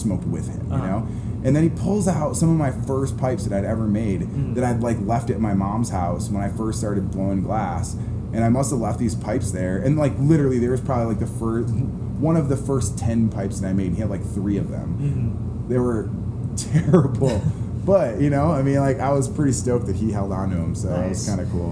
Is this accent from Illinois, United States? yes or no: yes; Chicago, Illinois, United States; I grew up in Chicago